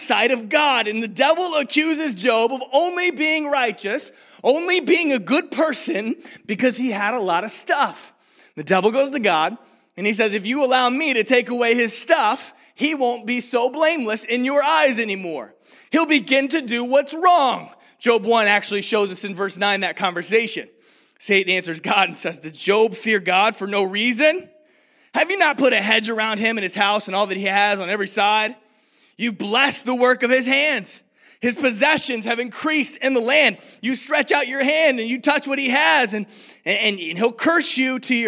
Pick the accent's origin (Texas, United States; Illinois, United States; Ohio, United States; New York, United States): Illinois, United States; Rockford; also born or lived in Lynchburg, Virginia; to Rockford, Illinois, where I grew up.